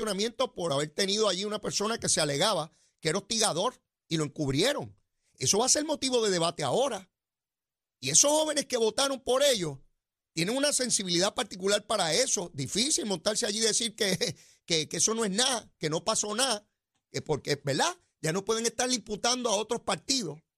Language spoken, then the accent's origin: Spanish; San Juan, Puerto Rico; yo soy sanjuanero, voto en San Juan